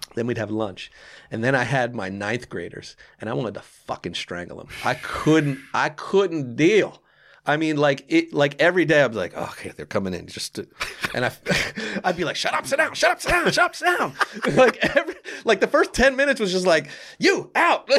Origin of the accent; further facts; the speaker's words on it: Lawrenceville, New Jersey, United States; also born or lived in Orange, New Jersey; I grew up in Lawrenceville, which is much different